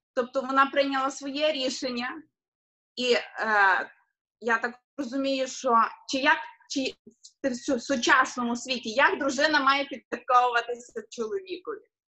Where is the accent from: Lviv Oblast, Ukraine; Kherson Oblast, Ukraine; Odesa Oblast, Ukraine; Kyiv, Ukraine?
Lviv Oblast, Ukraine; Lviv; now in United States; ми з України є, зі Львова, але зараз ми в Америці живемо